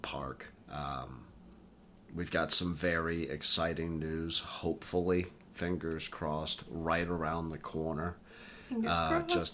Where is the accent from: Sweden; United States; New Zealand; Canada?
United States; Tennessee; growing up in Tennessee.